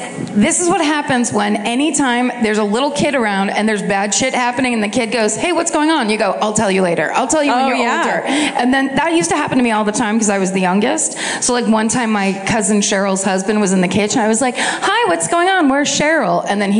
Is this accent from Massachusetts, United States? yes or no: no; Maryland, United States; I'm from Maryland.